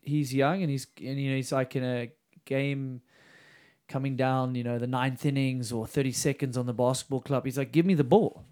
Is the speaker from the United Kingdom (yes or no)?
no; South Africa; I was a junior from South Africa